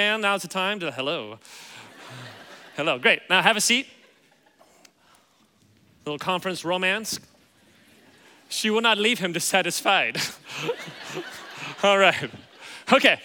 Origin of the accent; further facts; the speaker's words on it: Kansas City, United States; moved away as an adult; now in Los Angeles, United States; I grew up in Kansas City